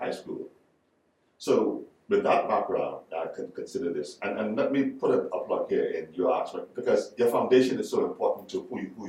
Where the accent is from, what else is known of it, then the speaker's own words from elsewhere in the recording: Exuma, Bahamas; also born or lived in Nassau; So, I grew up in Exuma.